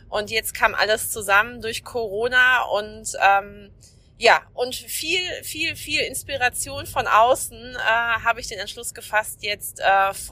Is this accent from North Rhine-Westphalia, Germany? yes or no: yes; North Rhine-Westphalia, Germany; now in Schleswig-Holstein, Germany; ich bin seit 2013 hier in Schleswig-Holstein, bin ja aus dem Ruhrgebiet hier hochgezogen